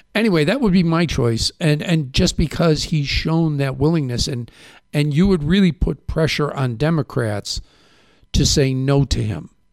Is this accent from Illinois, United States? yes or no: yes; Chicago, Illinois, United States; moved away; I'm from Chicago